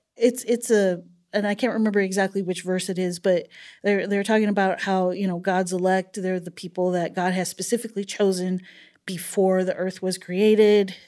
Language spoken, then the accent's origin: English; El Paso, Texas, United States; I was born in El Paso, Texas, and I'm the oldest of seven children